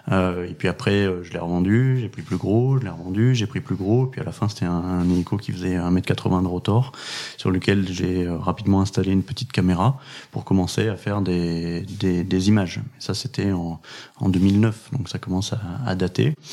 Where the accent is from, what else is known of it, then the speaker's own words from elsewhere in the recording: Pau, Nouvelle-Aquitaine, France; born there; Moi, je suis né à Pau. j'ai déménagé pas loin de 20 fois dans, ma vie.